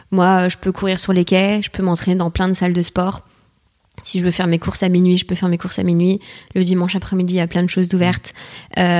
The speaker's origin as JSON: {"language": "French", "country": "Martinique", "tie": "born or raised there", "moved": "as an adult", "lives_now": "Paris, France", "said": "je suis née à Paris t'es née à Paris ok mais j'étais vivre après 6 ans en Martinique"}